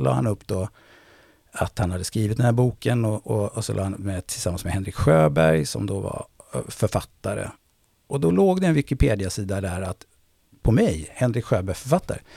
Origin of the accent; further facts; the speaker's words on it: Gothenburg, Västra Götaland, Sweden; accent: göteborgska; moved away as an adult; now in Stockholm, Sweden; Jag är från Tuve. Precis. Ja. Uh, en bit bort här, Håkansdal. Uh, eh, jag är faktiskt född på i, vad heter det, Östra Gunnelsgärde